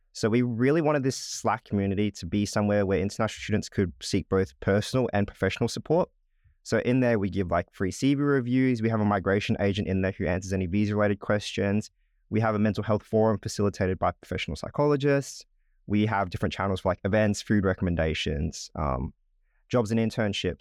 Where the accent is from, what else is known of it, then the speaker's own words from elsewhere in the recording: Darwin, Northern Territory, Australia; moved away as an adult; now in Melbourne, Australia; I was born and raised in Darwin in the Northern Territory